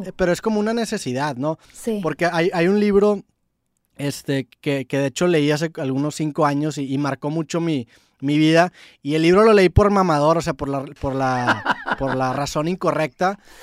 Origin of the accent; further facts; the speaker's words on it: Monterrey, Nuevo León, Mexico; yo soy de Monterrey, tengo 28 años, este, yo toda mi secundaria pues eh, crecí escuchando